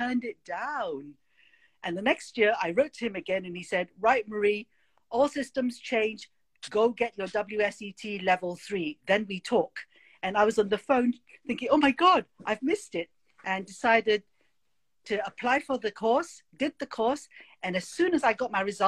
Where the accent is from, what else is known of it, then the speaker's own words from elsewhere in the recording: Malaysia; moved away; also born or lived in United Kingdom / Boston; I was born in Malaysia. I was sent to boarding school.